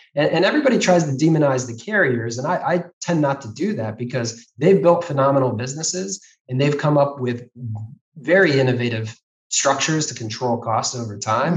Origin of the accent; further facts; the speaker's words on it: Ohio, United States; growing up in Ohio